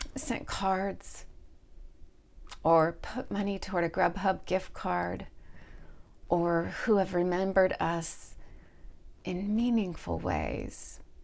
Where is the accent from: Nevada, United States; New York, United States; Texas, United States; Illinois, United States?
Texas, United States; moved away; also born or lived in Indianapolis / Pacific Northwest; Growing up in Texas, in the late seventies and early eighties as a family with children that were mixed race